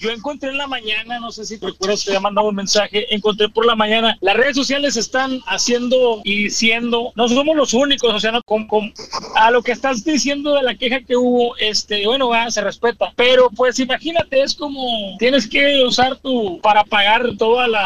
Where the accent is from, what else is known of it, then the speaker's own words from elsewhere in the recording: Mexico; Ya sabes, como mexicanos le tomamos burla